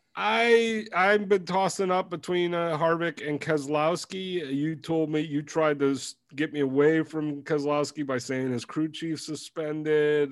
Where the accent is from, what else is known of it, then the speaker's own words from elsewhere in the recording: Midwest, United States; I'm a Midwesterner